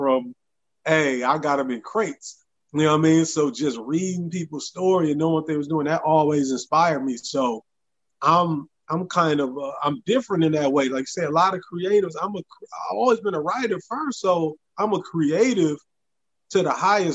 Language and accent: English; Racine, Wisconsin, United States; moved away as an adult; now in Memphis, United States; I'm originally from Racine, Wisconsin. I ended up in Memphis originally to go to college, and then I loved it, and I ended up making it in my home.